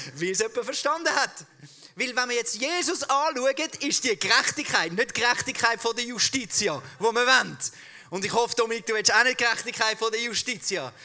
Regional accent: Switzerland; accent: Swiss German; unser Schweizerdeutsch extrem eckig und kantig ist

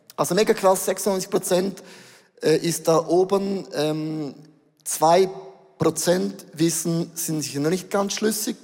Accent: Switzerland; Wir sind Schweizer

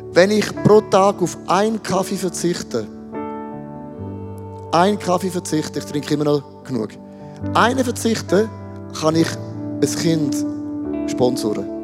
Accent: Switzerland; es tut mir gut, als Schweizer auch ein bisschen Fasten zu lernen.

